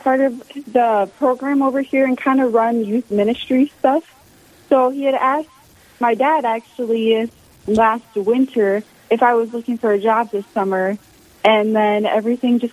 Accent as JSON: {"language": "English", "town": "Wilmot", "region": "Minnesota", "country": "United States", "said": "I'm from Wilmot, Minnesota, which is a small town over by like the South Dakota-Iowa border"}